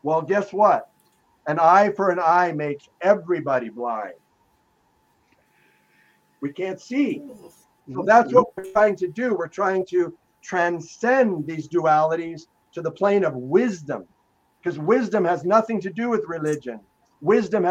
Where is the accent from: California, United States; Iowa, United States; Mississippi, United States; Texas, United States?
California, United States; Los Angeles; I grew up in Los Angeles